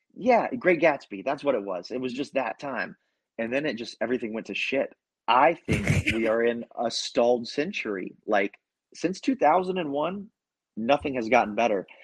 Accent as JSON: {"language": "English", "region": "Ohio", "country": "United States", "tie": "born or raised there", "also_born_or_lived": "Central Florida", "moved": "yes", "lives_now": "Florida, United States", "said": "I'm from Ohio"}